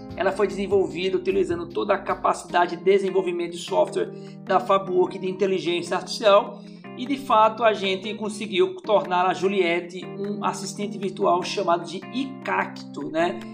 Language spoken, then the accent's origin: Portuguese; Paraíba, Brazil; eu enquanto paraibano empreendedor